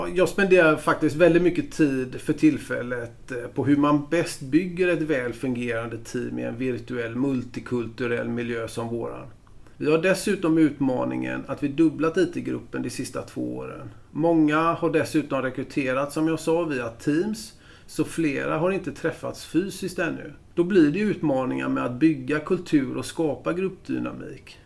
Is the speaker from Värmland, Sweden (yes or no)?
no; Gothenburg, Västra Götaland, Sweden; born or raised there; moved away as an adult; now in Stockholm, Sweden